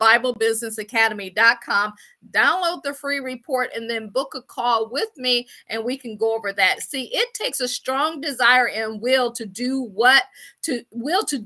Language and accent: English; Akron, Ohio, United States; moved away as an adult; also born or lived in Washington, District of Columbia, United States / Baltimore / Boston / Pittsburgh; I'm from Akron, Ohio